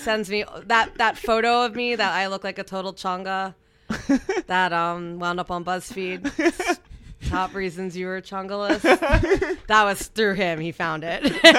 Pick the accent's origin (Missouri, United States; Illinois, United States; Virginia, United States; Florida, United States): Florida, United States; Miami; moved away as an adult; also born or lived in Fort Lauderdale, Florida / Orlando, Florida; now in New York, United States; growing up in Miami and listening to the radio